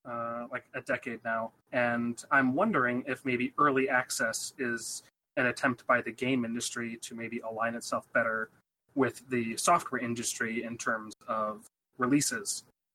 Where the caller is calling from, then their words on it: Rochester, New York, United States; from Rochester.